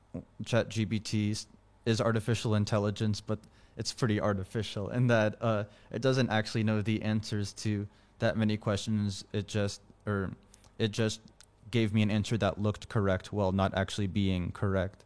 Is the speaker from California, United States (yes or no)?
yes; California, United States; now in Washington, D.C., United States; in my hometown in California